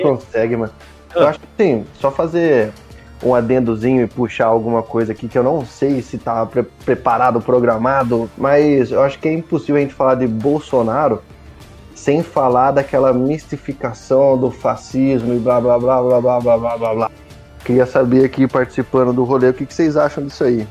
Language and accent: Portuguese; Brazil; como brasileiro